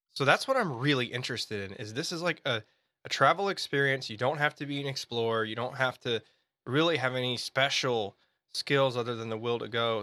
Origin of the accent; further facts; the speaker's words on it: Memphis, Tennessee, United States; my hometown, Memphis, Tennessee